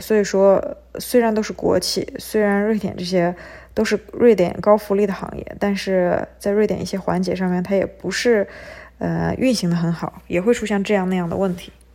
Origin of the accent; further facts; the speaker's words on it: China; 我们中国人